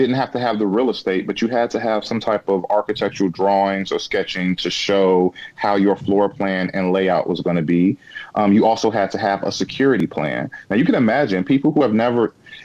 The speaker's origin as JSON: {"language": "English", "region": "Illinois", "country": "United States", "tie": "born or raised there", "said": "I've only lived in Illinois my entire life"}